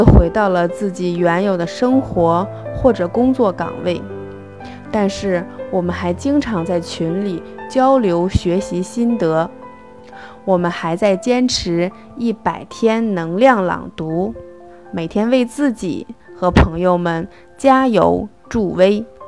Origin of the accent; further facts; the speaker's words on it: Xiong'an New Area, Hebei, China; 我来自河北雄安新区，在联通公司做销售工作